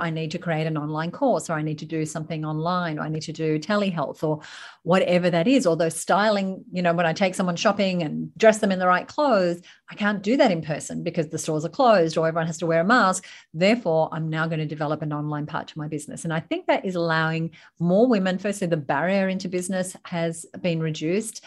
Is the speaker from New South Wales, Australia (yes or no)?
yes; Sydney, New South Wales, Australia; also born or lived in United Kingdom / United States; So I live in Sydney, Australia, born and raised in Sydney, Australia, though I have done stints in the U K and the U S